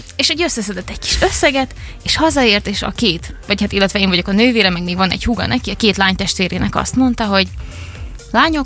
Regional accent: Ada, Vojvodina, Serbia; now in Szeged, Hungary; én otthon voltam, Adán, én vajdasági vagyok

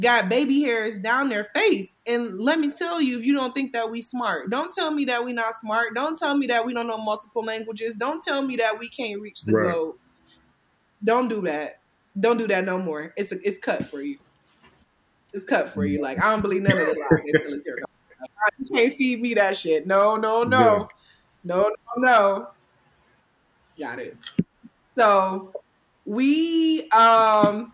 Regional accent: Cleveland, Ohio, United States; I'm not from New York. I'm from Cleveland

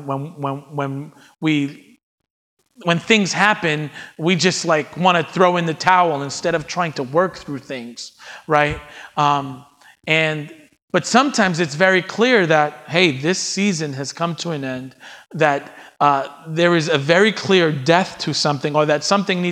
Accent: New York, United States; as a New Yorker

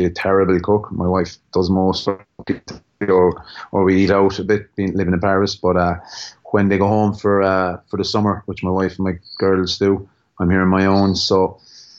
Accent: Limerick, Munster, Ireland; accent: Limerick; my Limerick accent

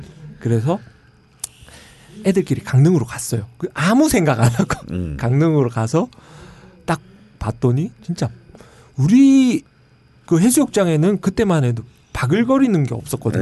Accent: Ulsan, South Korea; moved away; 저는 그 울산 출신이잖아요

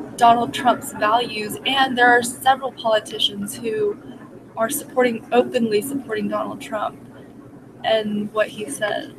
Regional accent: United States; as Americans

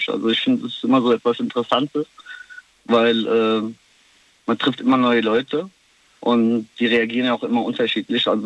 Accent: Kosovo; ich komme selber aus dem Kosovo und mhm. äh, das heißt, ich pendel sehr oft und ja, ich kenne das Gefühl, also ich bin drüben ein Ausländer und hier ein Ausländer.

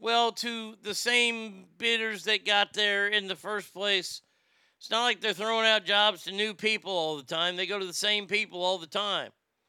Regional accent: California, United States; now in Nevada, United States; For Nevada elections, I've always voted red because I came from California. My philosophy is I left California for a reason.

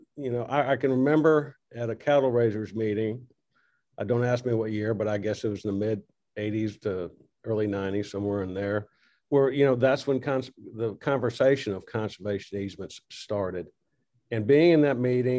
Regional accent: Corpus Christi, Texas, United States; I was raised in Corpus

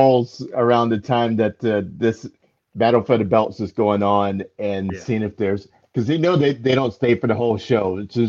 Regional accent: Raleigh, North Carolina, United States; they're going to Raleigh, my hometown

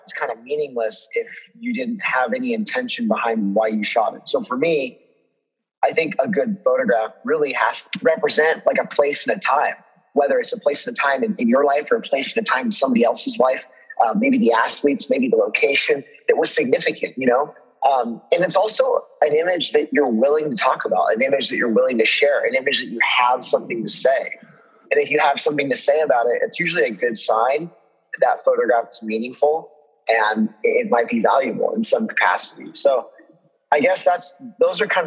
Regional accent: Central Coast of California, United States; growing up in the Central Coast of California

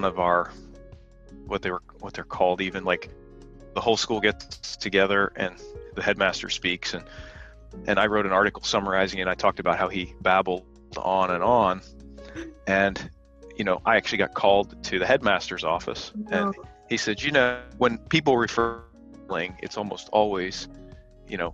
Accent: Bedford, Pennsylvania, United States; moved away as an adult; also born or lived in Texas / Midwest; now in Santa Cruz, United States; I grew up in Bedford, Pennsylvania, which is about 46 miles from Mercersburg

